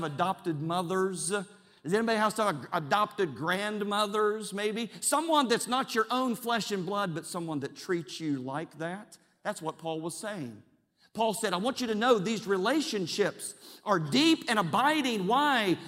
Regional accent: Charleston, West Virginia, United States; I was born and raised in Charleston, West Virginia

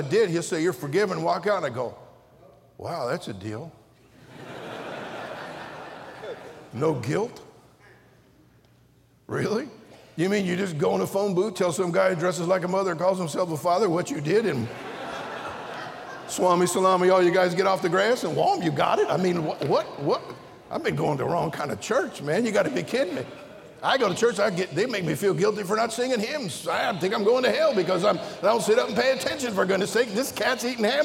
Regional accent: Pittsburg, California, United States; I was born in Pittsburgh over here in the East Bay

